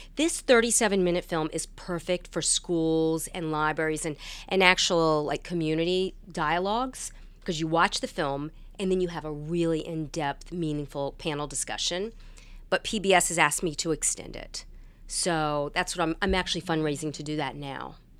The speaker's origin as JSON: {"language": "English", "area": "Hampton Roads", "region": "Virginia", "country": "United States", "tie": "born or raised there", "moved": "as an adult", "lives_now": "Washington, D.C., United States"}